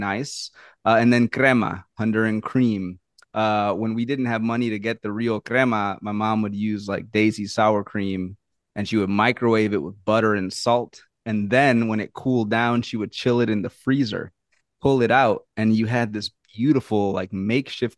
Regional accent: New Orleans, Louisiana, United States; I'm from New Orleans. I was raised in the South

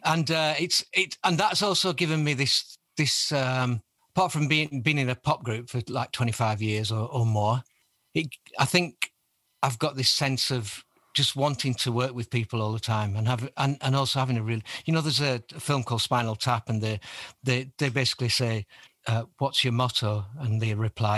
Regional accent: Burnley, North West England, United Kingdom; I'm from Burnley in Lancashire

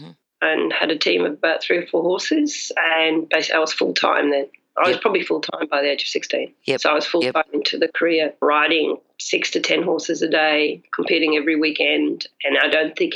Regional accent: England, United Kingdom; moved away; I'm actually English, so I learned to ride in England.

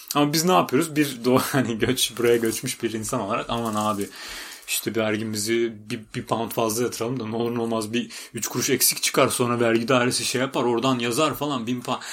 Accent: Istanbul, Turkey; moved away as an adult; now in United Kingdom; biz Türkiye'den geldik

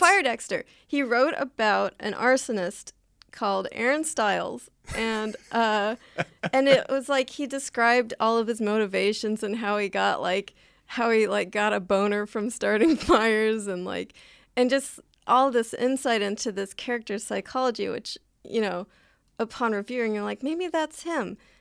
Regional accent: Southern California, United States; I live and I grew up in Southern California

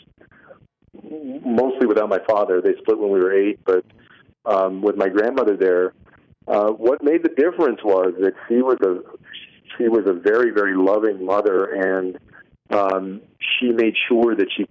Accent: San Antonio, Texas, United States; moved away as an adult; also born or lived in Bay Area; where I had grown up in San Antonio

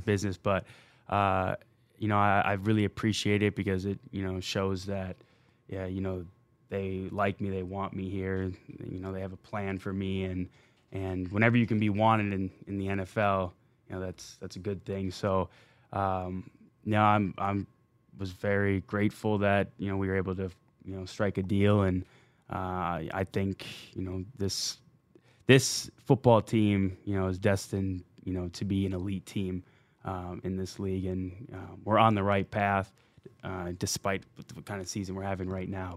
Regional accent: Minnesota, United States; moved away as an adult; playing in Minnesota growing up there

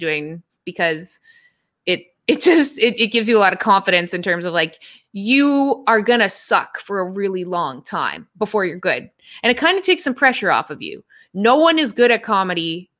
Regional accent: Toronto, Ontario, Canada; moved away; I'm from Toronto

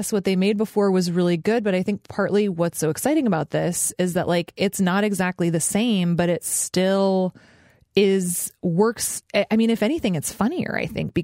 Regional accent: Alaska, United States; I grew up in Alaska

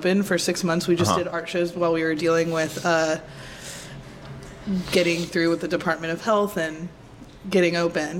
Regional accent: San Diego, California, United States; now in San Francisco, United States; I'm from San Diego, California

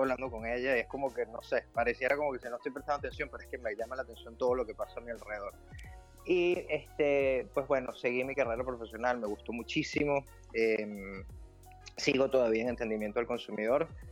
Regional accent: Venezuela; moved away as an adult; also born or lived in Ireland / Germany; now in Netherlands; cuando comenzamos el proceso de emigrar, cuando dejamos Venezuela

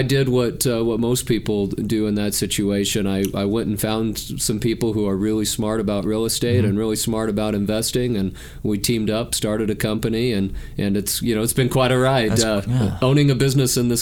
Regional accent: Salt Lake City, Utah, United States; I grew up in Salt Lake City, Utah

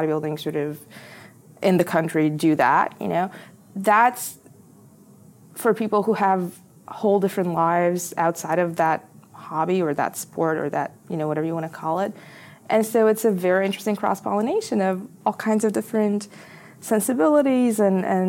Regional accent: Bulgaria; moved away as an adult; also born or lived in Philadelphia, United States; I was coming from Bulgaria, you know, into this very privileged school

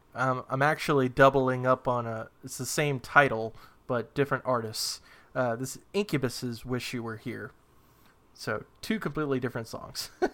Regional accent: New Hampshire, United States; moved away; I'm originally from New Hampshire, which, if you didn't know, is in the region of New England

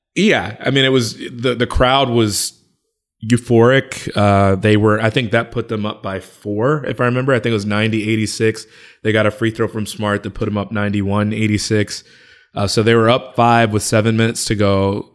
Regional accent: Chicago, Illinois, United States; I'm from Chicago and I'm, I'm thirty-five

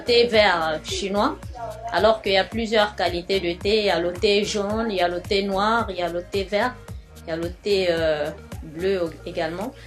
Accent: Chad; Je suis de nationalité tchadienne

